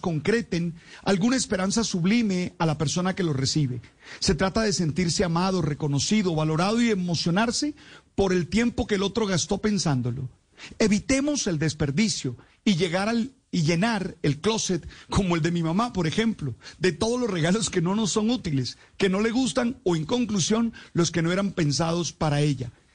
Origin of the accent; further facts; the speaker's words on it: Santa Marta, Magdalena, Colombia; Recuerdo mi niñez en Santa Marta